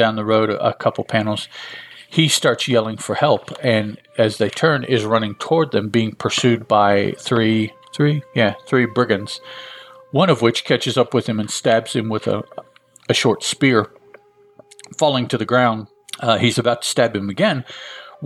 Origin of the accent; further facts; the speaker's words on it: Chicago, Illinois, United States; I grew up in Chicago